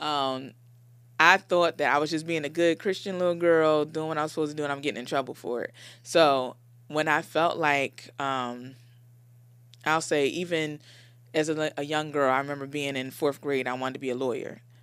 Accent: Philadelphia, Pennsylvania, United States; I grew up in Philly, born and raised in Philly, in Logan.

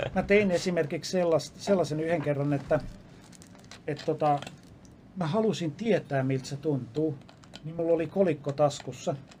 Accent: Lappeenranta, South Karelia, Finland; also born or lived in Helsinki; mä oon syntynyt Helsingissä ja viisivuotiaana muutettiin Lappeenrantaan.

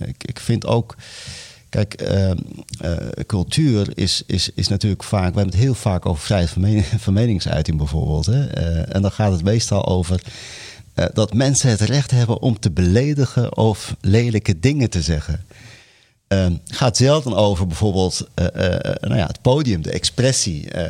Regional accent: Morocco; now in Netherlands; in Marokko waar ik vandaan kom

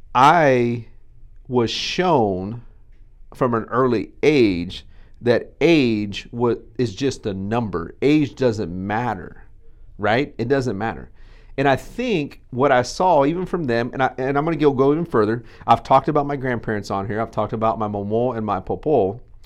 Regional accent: Texas, United States; we're Texan

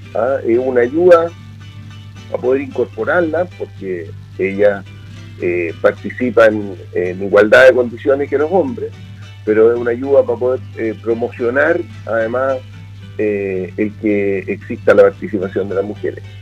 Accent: Chile; nosotros somos parte de Chile y parte de esta tierra

